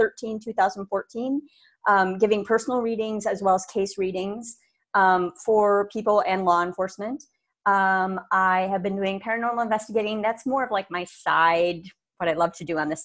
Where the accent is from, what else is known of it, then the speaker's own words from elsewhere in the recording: Minneapolis, Minnesota, United States; also born or lived in Brooklyn Center, Minnesota; I'm born and raised in Minneapolis, Minnesota